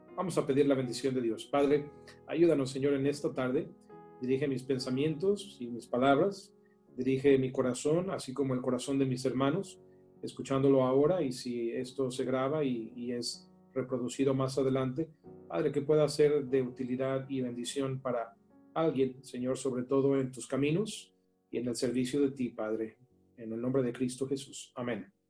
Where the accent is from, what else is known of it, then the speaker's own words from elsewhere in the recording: León, Guanajuato, Mexico; moved away as an adult; also born or lived in New York / New Jersey; Nos conocimos estudiando sistemas computacionales en el TEC de Monterrey en León yo ahí crecí, en Guanajuato